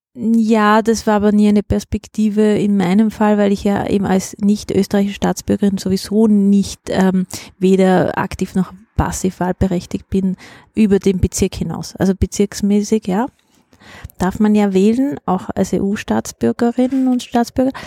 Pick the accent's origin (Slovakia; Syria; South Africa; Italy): Italy; Kaltern, Trentino-Alto Adige; moved away as an adult; now in Vienna, Austria; Ich bin aus Südtirol